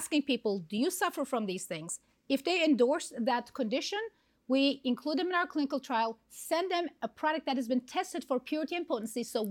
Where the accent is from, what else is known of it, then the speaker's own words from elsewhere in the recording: Istanbul, Turkey; now in San Diego, United States; I'm from Istanbul, Turkey, originally.